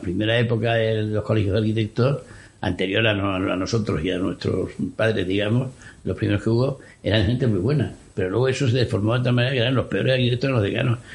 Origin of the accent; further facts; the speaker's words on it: Extremadura, Spain; moved away; also born or lived in Madrid; yo soy extremeño y entonces, pues, aunque vivía en Madrid, pues iba mucho para allí